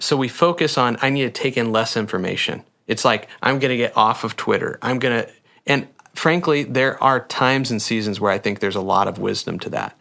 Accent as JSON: {"language": "English", "area": "Sheldon", "region": "Iowa", "country": "United States", "tie": "born or raised there", "said": "my hometown of kinda Sheldon Slater area"}